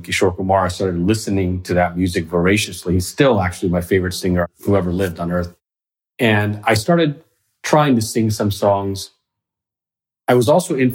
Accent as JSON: {"language": "English", "town": "Fort Worth", "region": "Texas", "country": "United States", "tie": "born or raised there", "also_born_or_lived": "Dahod, Gujarat, India / Mississippi", "said": "I spent from kindergarten to the end of high school in Fort Worth, Texas"}